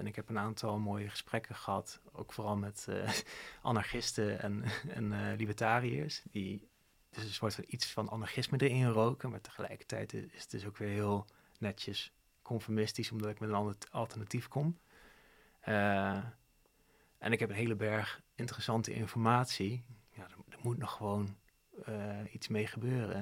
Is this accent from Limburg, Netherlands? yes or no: no; Zevenaar, Gelderland, Netherlands; moved away; also born or lived in Didam; ik kom dan oorspronkelijk uit Zevenaar en Huid, Didam. Het zijn twee dorpjes die naast elkaar liggen